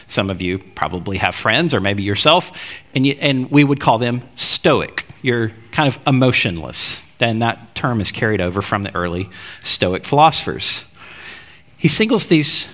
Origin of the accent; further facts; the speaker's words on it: Alabama, United States; growing up in Alabama